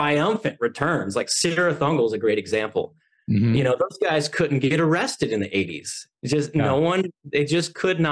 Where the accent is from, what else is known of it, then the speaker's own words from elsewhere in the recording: Oklahoma City, Oklahoma, United States; Oklahoma City, which that's my hometown